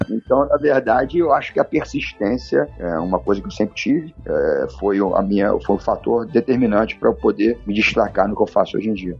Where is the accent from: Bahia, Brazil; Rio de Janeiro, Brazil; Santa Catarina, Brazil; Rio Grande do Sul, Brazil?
Rio de Janeiro, Brazil; eu sou um, um, um garoto nascido e criado no Rio de Janeiro, de pais e mães cariocas, então sou um, um verdadeiro carioca da gema